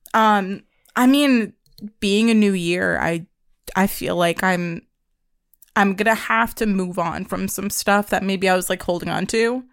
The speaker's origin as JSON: {"language": "English", "region": "Pennsylvania", "country": "United States", "tie": "born or raised there", "also_born_or_lived": "New York", "said": "I moved to Pennsylvania from New York"}